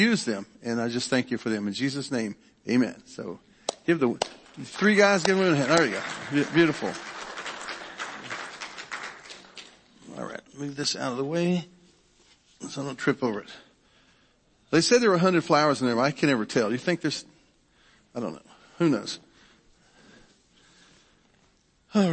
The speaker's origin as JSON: {"language": "English", "region": "Kentucky", "country": "United States", "said": "I'm from Kentucky"}